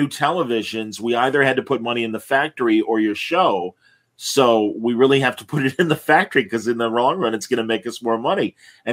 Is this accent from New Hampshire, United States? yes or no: no; Wilmette, Illinois, United States; Wilmette, Illinois, my hometown